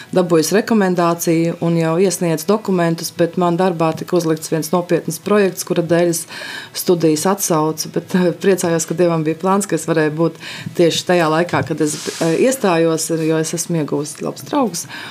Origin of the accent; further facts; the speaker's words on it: Sigulda, Latvia; es esmu no Siguldas